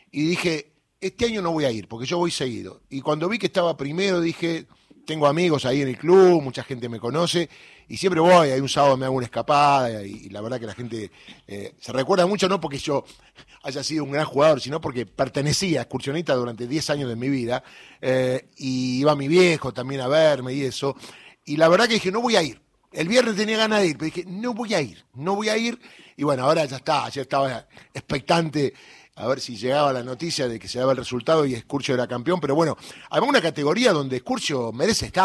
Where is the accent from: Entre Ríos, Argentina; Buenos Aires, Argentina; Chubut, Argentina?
Buenos Aires, Argentina; yo soy del Bajo, yo jugué en excursionista